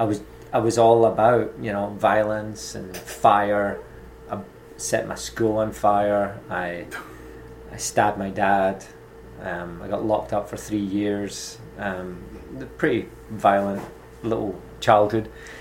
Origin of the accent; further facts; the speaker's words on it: Dundee, Scotland, United Kingdom; moved away as an adult; also born or lived in Glasgow / Melbourne, Australia / California; I was born in Glasgow, and I moved to Dundee, which is on the other side. So I was in the West Coast, moved over to the East Coast, and when I was 14, I was adopted at 10 years old